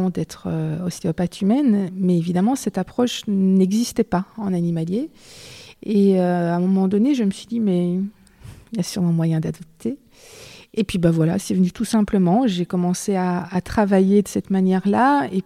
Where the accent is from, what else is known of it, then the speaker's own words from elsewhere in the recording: Belgium; Je suis belge, je vis, je travaille en Belgique.